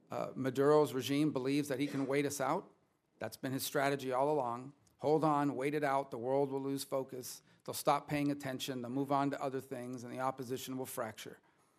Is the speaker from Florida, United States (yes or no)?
yes; Florida, United States; I know there are many that have traveled from my home state of Florida and many other parts of the United States